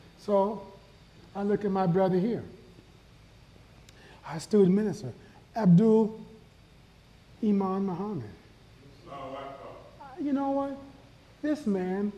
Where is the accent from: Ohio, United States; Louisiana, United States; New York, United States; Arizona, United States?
New York, United States; Buffalo; now in Phoenix, United States; I'm from Buffalo, New York